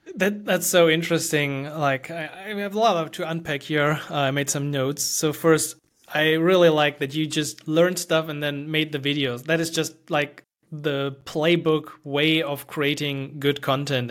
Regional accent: Germany; English is a second language; I'm from Germany

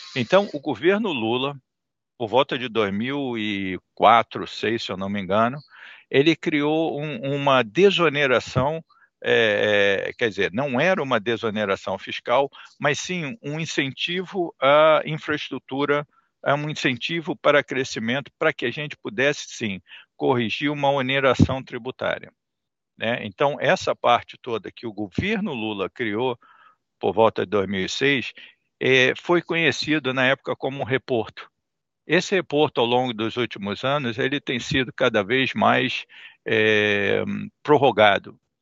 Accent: Brazil; A gente, enquanto brasileiro

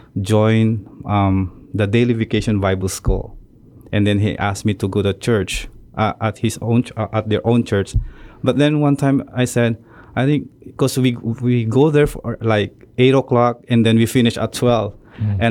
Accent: Philippines; I was born in the Philippines and in the city.

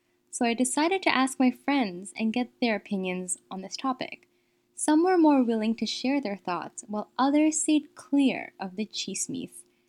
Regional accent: Edmonton, Alberta, Canada; As someone who was born and raised in Edmonton

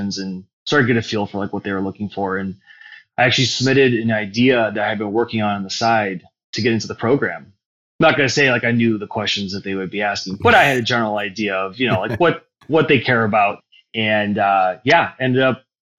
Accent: Cleveland, Ohio, United States; also born or lived in New York City; born and raised in Cleveland, went to Brexel Broadview

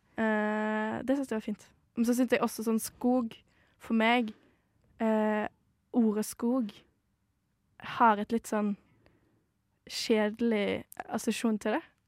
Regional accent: Modalen, Vestland, Norway; moved away as an adult; now in Oslo, Norway; Mo er da der jeg kommer fra.

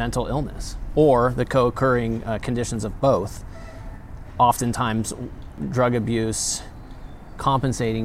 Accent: Grass Valley, California, United States; also born or lived in Spokane, Washington; I came back to Grass Valley

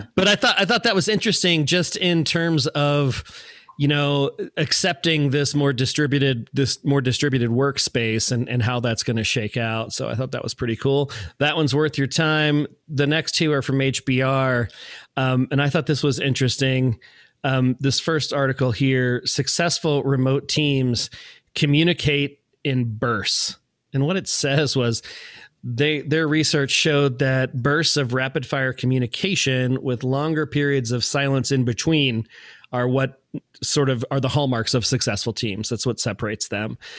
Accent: Manassas, Virginia, United States; I grew up in Manassas

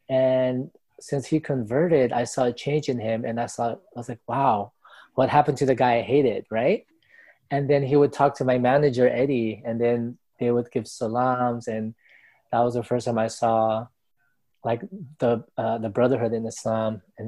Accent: National City, California, United States; So basically, I grew up in San Diego, California, which is SoCal, right? We're like 20, 30 minutes from Mexico border, right? Tijuana. So I grew up in that. I grew up in National City.

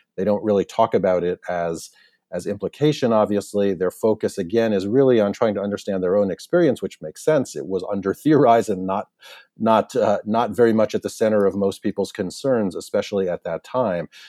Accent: United States; as an American citizen, as a white American citizen in particular

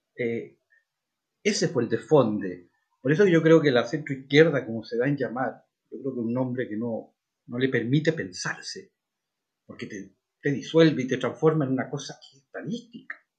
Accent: Chile; Los chilenos somos todos lo mismo, somos todos chilenos

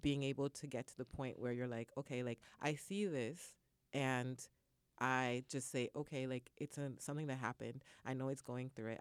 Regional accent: Canada; moved away; I'm originally from Canada

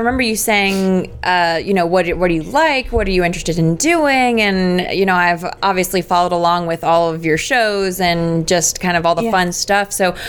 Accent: Northeast, United States; You know, we're from the Northeast, New Jersey, New York area, so we... So we have the American side of seafood.

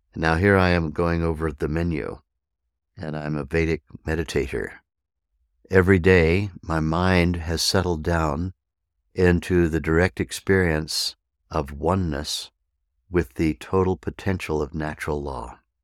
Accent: Arizona, United States; here in my hometown in the mountains of Arizona

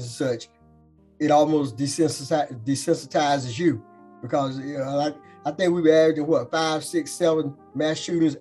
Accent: Birmingham, Alabama, United States; I grew up on College Hills. That's the official name of the neighborhood.

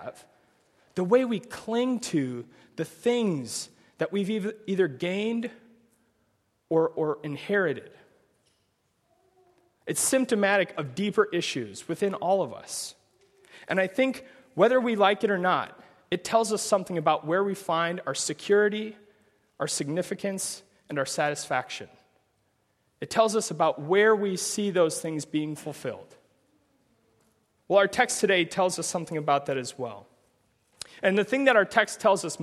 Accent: Omaha, Nebraska, United States; I'm from Omaha, Nebraska

